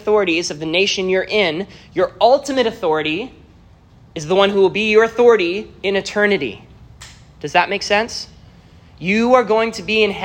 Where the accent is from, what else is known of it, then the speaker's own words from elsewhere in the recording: Canada; moved away as an adult; now in United States; I am a Canadian citizen